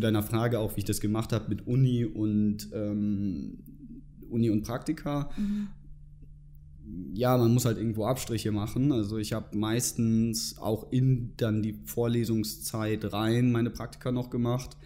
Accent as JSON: {"language": "German", "country": "Germany", "moved": "as an adult", "lives_now": "Munich, Germany", "said": "ich komme ursprünglich aus der Nähe von Hamburg"}